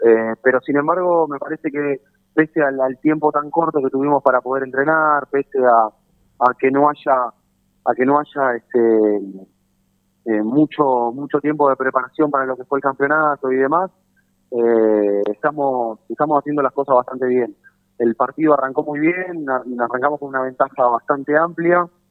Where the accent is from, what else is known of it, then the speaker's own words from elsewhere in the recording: Lanús, Buenos Aires Province, Argentina; no nací acá, no, no me crié acá, soy de Lanús